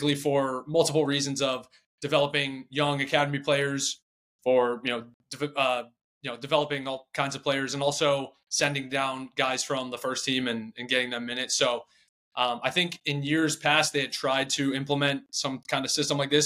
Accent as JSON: {"language": "English", "town": "Charlotte", "region": "North Carolina", "country": "United States", "tie": "born or raised there", "said": "I grew up in Charlotte, North Carolina"}